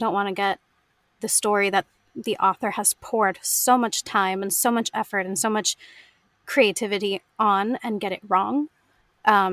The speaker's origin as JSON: {"language": "English", "country": "United States", "accent": "American", "said": "as an American"}